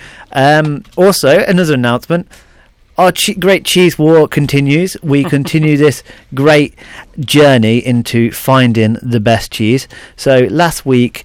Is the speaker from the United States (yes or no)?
no; Leicester, East Midlands, United Kingdom; I'm from Leicester